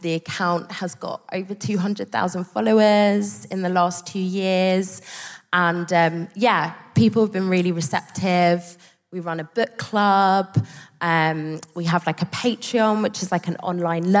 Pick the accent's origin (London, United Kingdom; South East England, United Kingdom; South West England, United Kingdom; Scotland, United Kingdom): South East England, United Kingdom; Margate; we grew up in Margate. So these are my ends